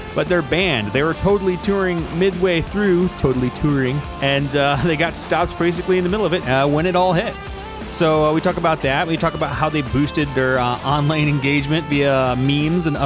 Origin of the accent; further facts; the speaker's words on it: United States; now in Pasadena, United States; I grew up outside Chicago, kind of on the Indiana side